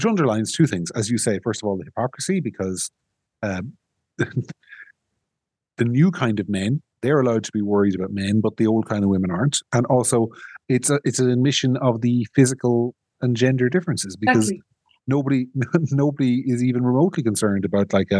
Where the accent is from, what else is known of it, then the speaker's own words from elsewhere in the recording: County Monaghan, Ireland; where I grew up in County Monaghan